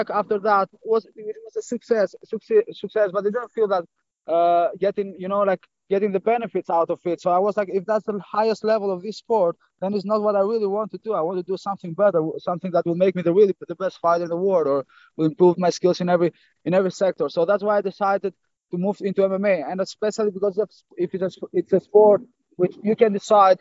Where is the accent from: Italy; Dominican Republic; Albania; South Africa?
Albania; also born or lived in Greece; now in Netherlands; I was born and raised in Albania, and then I moved to Greece